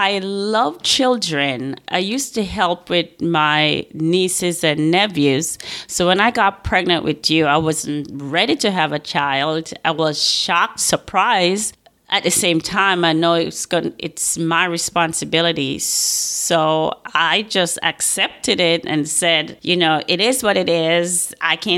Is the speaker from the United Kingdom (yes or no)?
no; Montego Bay, St. James, Jamaica; moved away as an adult; also born or lived in Westmoreland, Jamaica / Kingston, Jamaica; I was born in St. James, Montego Bay. I grew up in different parts of the country